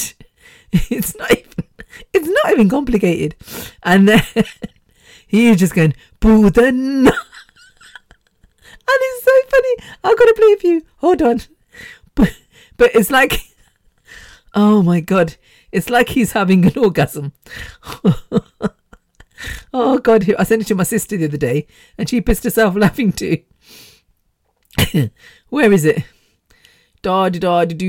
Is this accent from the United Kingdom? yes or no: yes; United Kingdom; me as British born